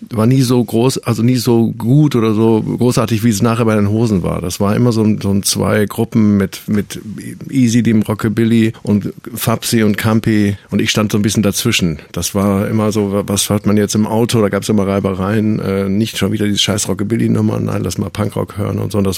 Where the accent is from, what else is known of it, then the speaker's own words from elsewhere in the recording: Düsseldorf, North Rhine-Westphalia, Germany; also born or lived in Münster; ich komme eigentlich aus Münster oder bin da zumindest geboren und wohne seit ich fünf, sechs bin in Düsseldorf.